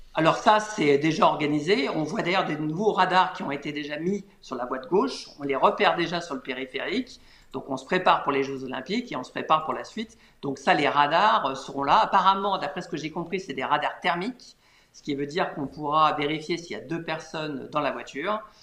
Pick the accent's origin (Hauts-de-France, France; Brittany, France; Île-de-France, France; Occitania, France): Île-de-France, France; Paris; je suis parisien